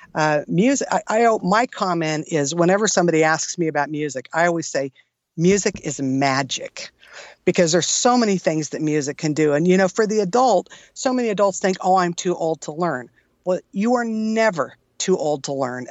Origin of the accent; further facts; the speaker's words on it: San Jose, California, United States; moved away as an adult; now in Tucson, United States; originally born and raised in California in the San Jose area, heart of Silicon Valley